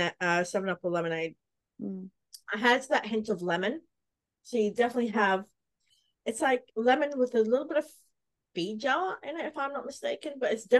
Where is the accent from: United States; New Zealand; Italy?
New Zealand; I grew up in New Zealand, so I'm a very proud Kiwi girl.